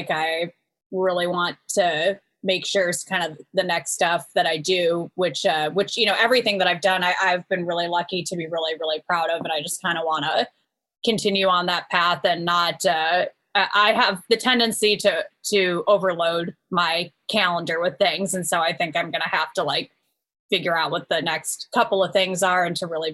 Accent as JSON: {"language": "English", "area": "Marin County", "region": "Northern California", "country": "United States", "moved": "yes", "lives_now": "Nashville, United States", "said": "We're both from Marin County"}